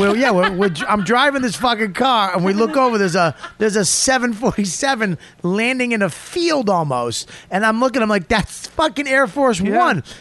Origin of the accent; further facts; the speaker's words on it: Boston, Massachusetts, United States; I'm from Boston, Hampton Beach